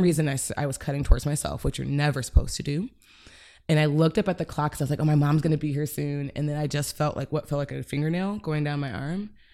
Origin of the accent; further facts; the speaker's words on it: Cleveland, Ohio, United States; moved away as an adult; also born or lived in Chicago; I grew up in Cleveland until college